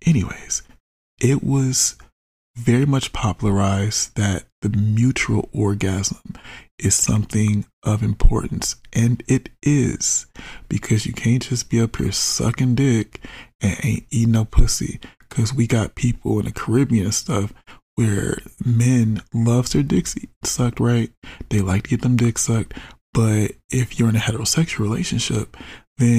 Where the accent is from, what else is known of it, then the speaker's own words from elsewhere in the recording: United States; I'm an American